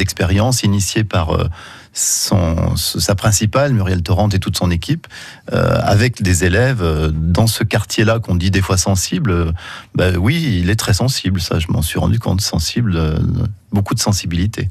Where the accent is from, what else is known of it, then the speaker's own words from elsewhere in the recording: Saint-Étienne, Auvergne-Rhône-Alpes, France; Saint-Étienne, hein, puisque c'est ma ville natale